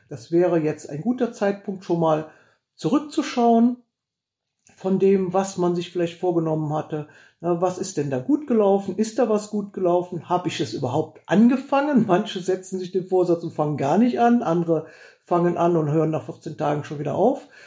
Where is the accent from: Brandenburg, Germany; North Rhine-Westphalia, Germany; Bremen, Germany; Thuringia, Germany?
North Rhine-Westphalia, Germany; Heinsberg; wo kommst du denn her? Und wenn ich dann gesagt habe, Heinsberg, da sagten immer alle, was? Wo? Wo ist das denn? Und dann musste man immer erklären, ja, wir liegen da so zwischen Aachen und Düsseldorf